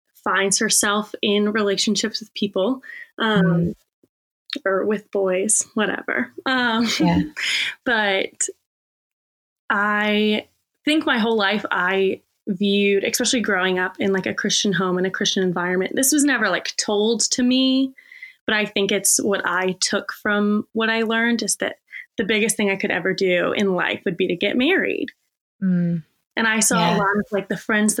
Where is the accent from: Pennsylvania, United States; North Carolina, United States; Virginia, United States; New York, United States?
Virginia, United States; Richmond; born or raised there